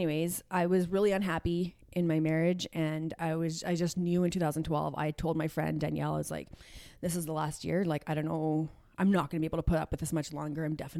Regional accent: Edmonton, Alberta, Canada; I am from Edmonton.

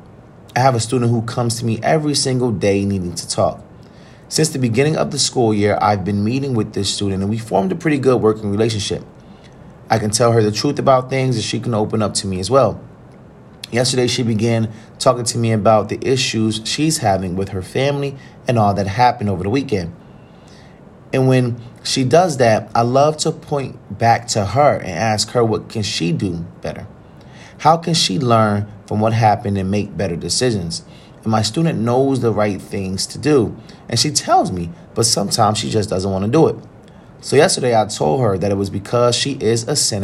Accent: Trenton, New Jersey, United States; one of the local middle schools in my hometown of Trenton, New Jersey

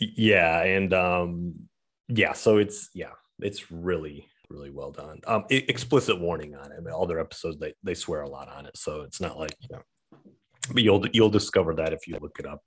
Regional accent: Saginaw, Michigan, United States; moved away; my hometown where I grew up. Um, or in Saginaw, Michigan

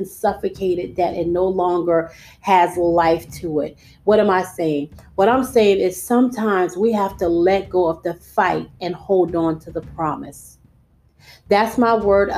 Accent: United States; we, as the American people

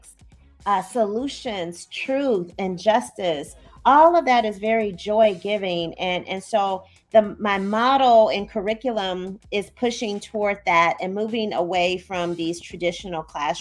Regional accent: Midwest, United States; moved away as an adult; now in Chicago, United States; I'm from the Midwest, and I'm back in the Midwest now

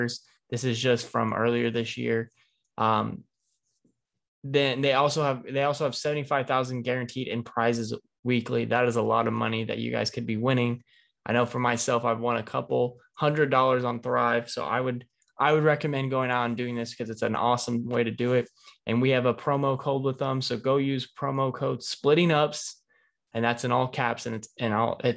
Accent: Indianapolis, Indiana, United States; this is my hometown stadium. This is Lucas Oil Stadium.

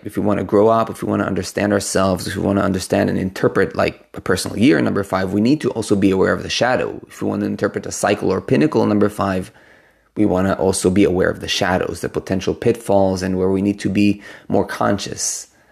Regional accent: Israel; moved away; I come originally from Israel

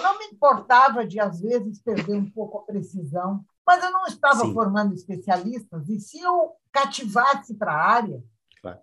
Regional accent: Estrela, Rio Grande do Sul, Brazil; also born or lived in Lajeado / Santa Cruz do Sul / Bagé / Jaguarão; Então eu me considero de estrela, casei ali, tive meus filhos

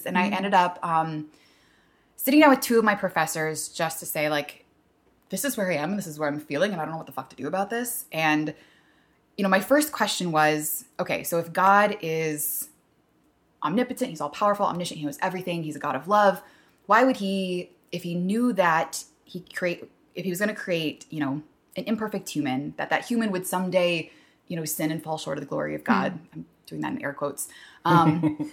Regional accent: La Mirada, California, United States; I grew up on the LA Orange County border

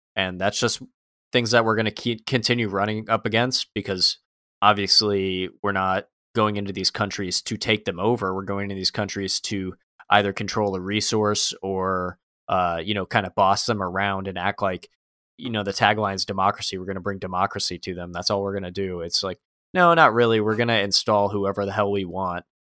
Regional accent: United States; I'm an American

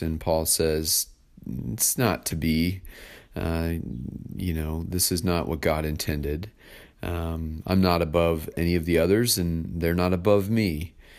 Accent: United States; as American citizens

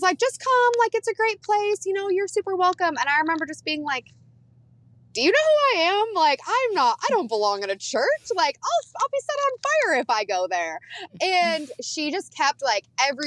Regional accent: Flint, Michigan, United States; I was born in Flint, Michigan

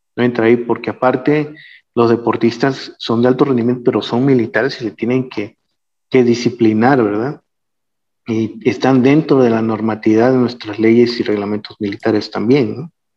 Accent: Mexico; nosotros como mexicanos

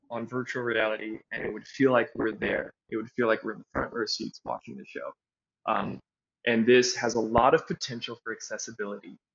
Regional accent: Kampala, Central Region, Uganda; also born or lived in Evanston, United States; I was born in Evanston, Illinois, but I grew up overseas in Kampala, Uganda.

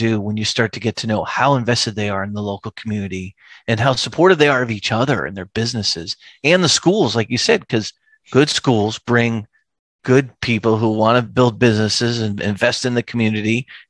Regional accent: New England, United States; moved away; I'm originally from New England. I always like to tell people I'm raised by Midwest Cleveland. My parents are from Cleveland, raised by Midwesterners in New England, you know, and that part of Maine is incredibly cold and snowy.

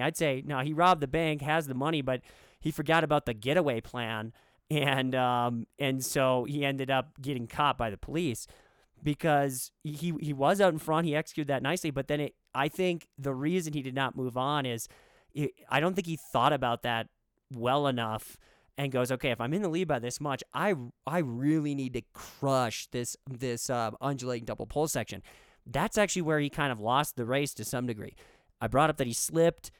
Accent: United States; as an American

